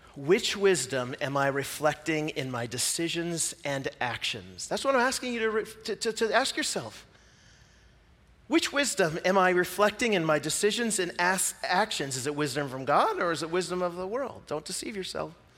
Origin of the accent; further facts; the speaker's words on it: Pacific Northwest, United States; I'm from the Pacific Northwest, and I live that way because, you know, I'm from the United States and not New Zealand.